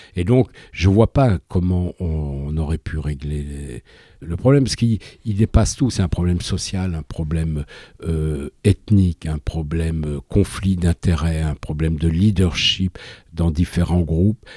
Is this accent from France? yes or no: yes; France; je suis français